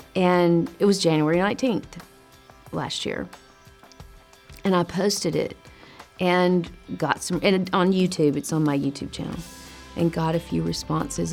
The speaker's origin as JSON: {"language": "English", "town": "Nashville", "region": "Tennessee", "country": "United States", "tie": "born or raised there", "moved": "as an adult", "lives_now": "California, United States", "said": "I was born in Nashville, Tennessee, and I've been in California for 18 years."}